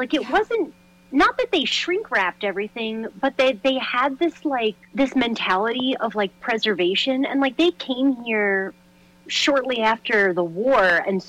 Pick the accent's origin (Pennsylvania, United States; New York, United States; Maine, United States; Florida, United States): New York, United States; New York City; So I grew up in Brooklyn, New York, in like the Bay Ridge area of Brooklyn. And my family, you know, they're Italian. They immigrated here. So my dad's side, I think I'm technically first generation on that side.